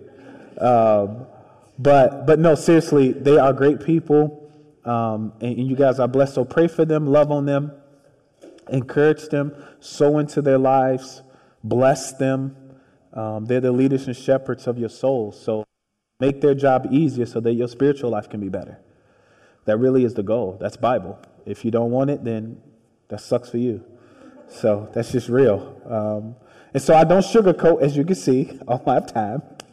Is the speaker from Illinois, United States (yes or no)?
yes; Chicago, Illinois, United States; born or raised there